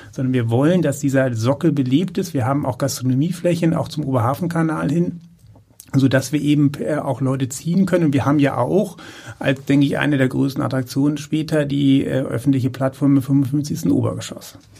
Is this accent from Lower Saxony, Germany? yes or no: yes; Uelzen, Lower Saxony, Germany; now in Wendland, Germany; Ich bin gebürtig äh, Uelzener und äh, wohne in der Metropolregion im Wendland.